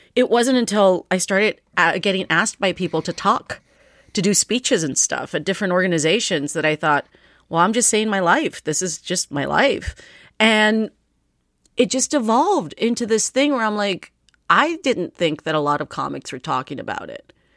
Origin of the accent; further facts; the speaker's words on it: United States; English is a second language; Before they moved to the United States, I was born here and I learned English off of T V